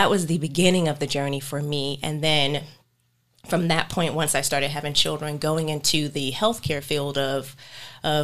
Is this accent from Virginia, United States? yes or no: yes; Hampton, Virginia, United States; now in North Carolina, United States; I am from Hampton, Virginia.